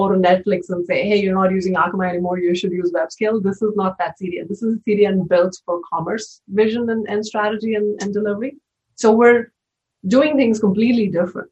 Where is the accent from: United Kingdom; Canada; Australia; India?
India; moved away as an adult; also born or lived in Mumbai / Bay Area; now in United States; I was born in India and spent the first 22 years of my life there